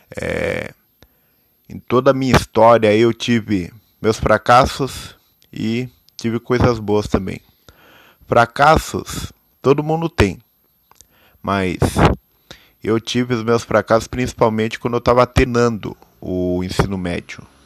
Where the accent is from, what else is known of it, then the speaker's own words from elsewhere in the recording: Itararé, São Paulo, Brazil; sou nascido em Itararé, interior do estado de São Paulo